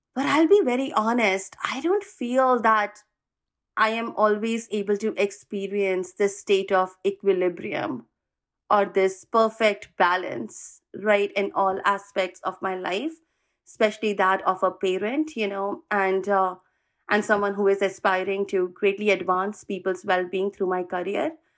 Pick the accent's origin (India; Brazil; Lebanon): India; moved away as an adult; now in California, United States; I am originally from India, moved to U S in the year two thousand seven to pursue my master's